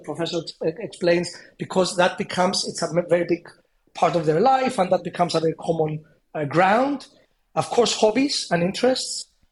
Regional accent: Cyprus; moved away; also born or lived in London; I come from a small place. I come from Cyprus

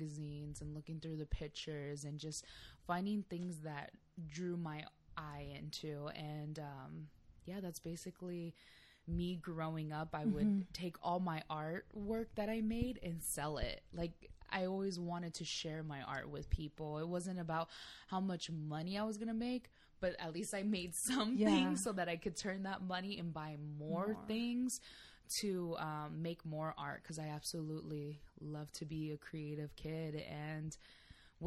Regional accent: San Diego, California, United States; I'm born and raised in San Diego, California

